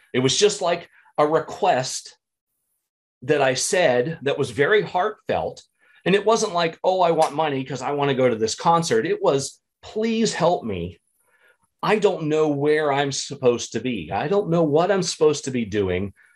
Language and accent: English; small town in Pennsylvania, United States; now in Illinois, United States; growing up in the Catholic church, small town in Pennsylvania